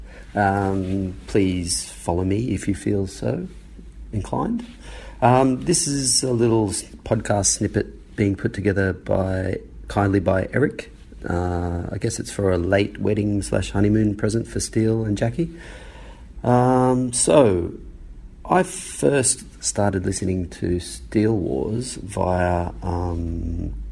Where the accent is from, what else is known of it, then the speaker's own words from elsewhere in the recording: Australia; growing up in Australia